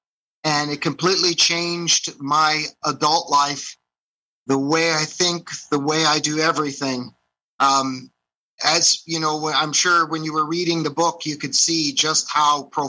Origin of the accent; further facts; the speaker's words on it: Meaford, Ontario, Canada; also born or lived in Toronto; I grew up in the town of Meaford.